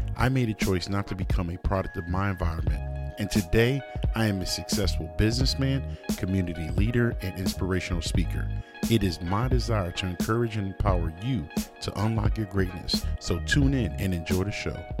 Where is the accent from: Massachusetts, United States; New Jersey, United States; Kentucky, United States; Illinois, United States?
Massachusetts, United States; Springfield; shout out to my hometown, four one three, uh, Springfield.